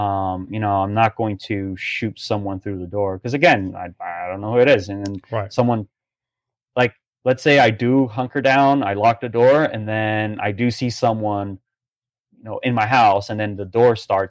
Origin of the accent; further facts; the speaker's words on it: Brazil; now in Palm Beach Gardens, United States; growing up in Brazil